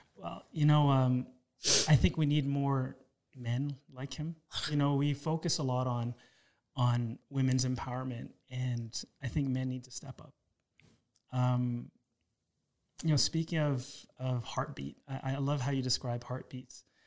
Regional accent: Toronto, Ontario, Canada; I was raised in Toronto

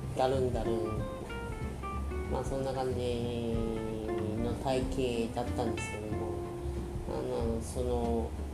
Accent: Aomori, Japan; now in Saitama, Japan; 青森生まれの、えー、現在埼玉県人です

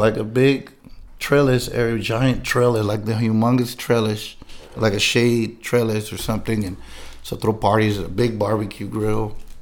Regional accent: San Diego, California, United States; I was born and raised in San Diego, California

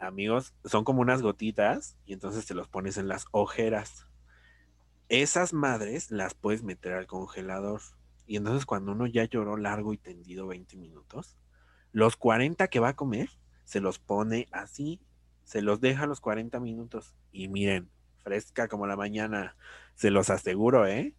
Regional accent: Mexico; somos mexicanos

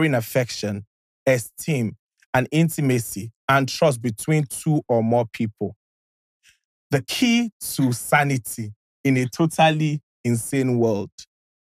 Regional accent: Imo, Nigeria; I'm from Imo State

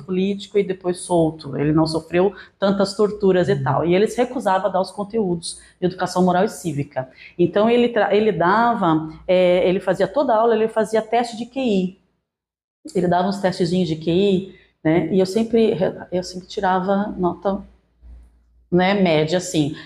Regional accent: Santos, São Paulo, Brazil; moved away as an adult; also born or lived in Paraná; eu sou nascida e criada em Santos, São Paulo

